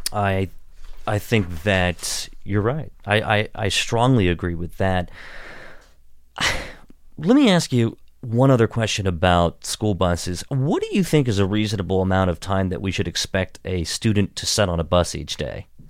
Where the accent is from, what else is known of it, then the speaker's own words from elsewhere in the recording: Washington County, Western Maryland, United States; also born or lived in Pittsburgh, Pennsylvania; I grew up in Western Maryland in Washington County